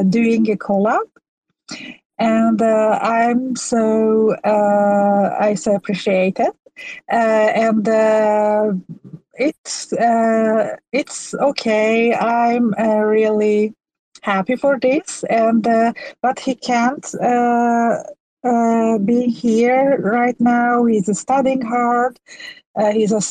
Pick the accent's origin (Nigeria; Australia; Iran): Iran; first language Persian; English is a second language; now in Sweden; my first language is Persian. I live in Sweden, but I'm from Iran